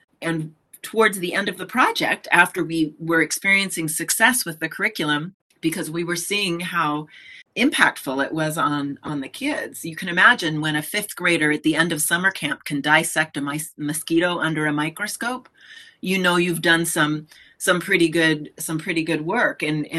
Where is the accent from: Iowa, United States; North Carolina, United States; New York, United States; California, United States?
California, United States; So I told you that I came from California and did some work in science classrooms